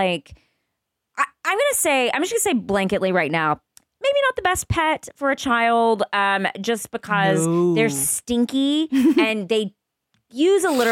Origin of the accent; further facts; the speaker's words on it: Texas, United States; I grew up in Texas